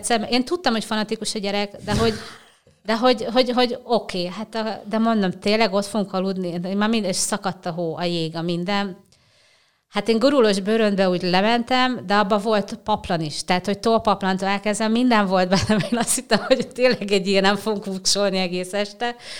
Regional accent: Bács-Kiskun, Hungary; moved away as an adult; also born or lived in Somogy County / Budapest; Bácskiskú megyei vagyok

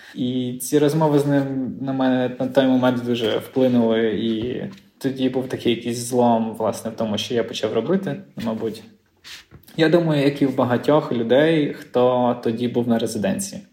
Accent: Lviv, Lviv Oblast, Ukraine; now in Gdańsk, Poland; я зі Львова походжу

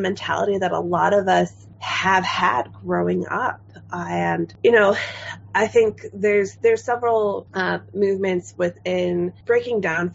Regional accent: Chicago, Illinois, United States; moved away as an adult; now in Hanover, United States; I'm originally from the Midwest and, you know, love being from Chicago

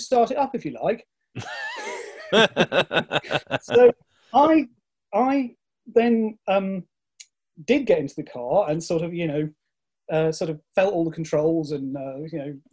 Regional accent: Grimsby, Yorkshire and the Humber, United Kingdom; as a little boy, I grew up in Grimsby, which is on the East Coast

